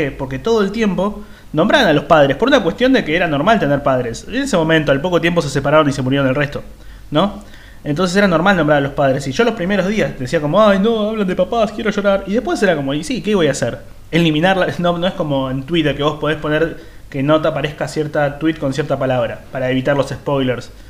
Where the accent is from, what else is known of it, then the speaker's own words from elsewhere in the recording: Liniers, Buenos Aires, Argentina; Yo, yo soy de Liniers, así que yo sería la vaca de Liniers.